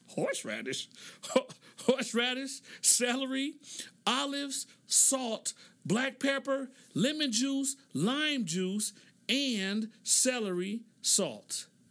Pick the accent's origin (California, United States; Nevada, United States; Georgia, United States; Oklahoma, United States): Oklahoma, United States; moved away; So I grew up in Oklahoma